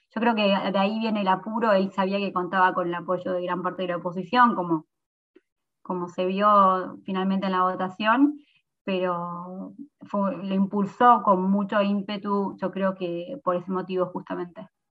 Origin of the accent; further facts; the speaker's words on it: San Miguel, Buenos Aires Province, Argentina; also born or lived in Mar del Plata; Yo soy de San Miguel